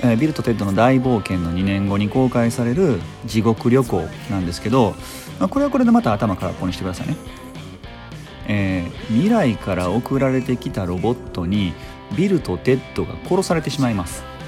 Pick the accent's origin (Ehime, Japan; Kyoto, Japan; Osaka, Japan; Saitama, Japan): Osaka, Japan; Sakai; その地元の堺でもあのコロッケ屋さんに行列ができてたり